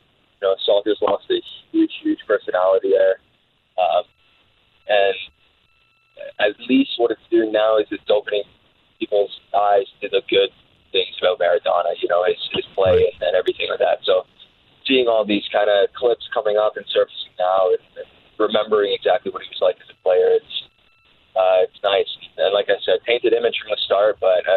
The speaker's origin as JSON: {"language": "English", "region": "England", "country": "United Kingdom", "said": "being English and coming from an English background"}